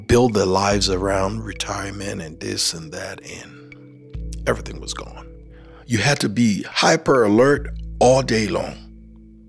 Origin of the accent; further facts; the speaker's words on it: Liberia; now in Helena, United States; I grew up in Liberia, and my parents worked for Firestone Plantation Company.